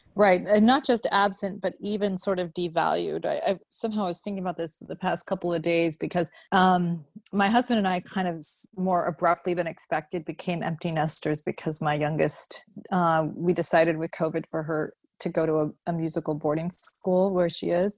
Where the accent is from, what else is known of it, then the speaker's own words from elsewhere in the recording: Vermont, United States; moved away as an adult; also born or lived in Utah; now in Chicago, United States; I grew up in Vermont